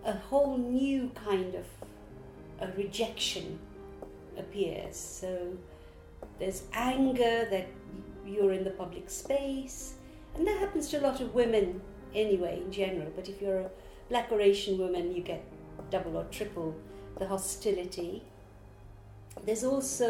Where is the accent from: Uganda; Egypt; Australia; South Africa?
Uganda; Kampala; moved away as an adult; now in London, United Kingdom; I live in London, but I was born and raised in Kampala, Uganda, and I came to Britain when I was 23.